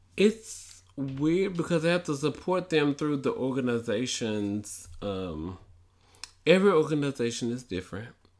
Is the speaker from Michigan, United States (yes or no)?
no; Memphis, Tennessee, United States; I'm from Memphis